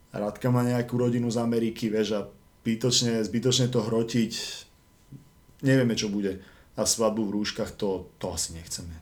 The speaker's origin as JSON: {"language": "Slovak", "town": "Žilina", "region": "Žilina Region", "country": "Slovakia", "tie": "born or raised there", "moved": "yes", "lives_now": "Bratislava, Slovakia", "said": "Žilina, Žilina to je proste moje rodné mesto, kde som bol fakt strašne dlho."}